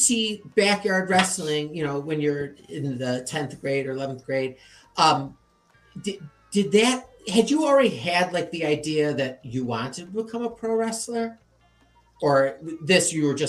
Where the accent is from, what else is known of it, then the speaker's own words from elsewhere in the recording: Chicago, Illinois, United States; I'm from Chicago